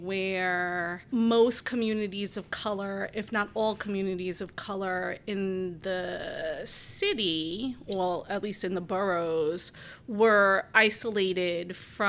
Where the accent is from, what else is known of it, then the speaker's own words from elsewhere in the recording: New York City, New York, United States; moved away as an adult; also born or lived in Chapel Hill, North Carolina; now in Chicago, United States; I grew up in Brooklyn, New York.